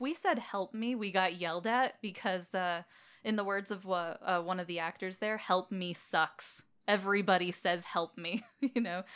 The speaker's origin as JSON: {"language": "English", "town": "Las Vegas", "region": "Nevada", "country": "United States", "tie": "born or raised there", "said": "I was born and raised in Las Vegas"}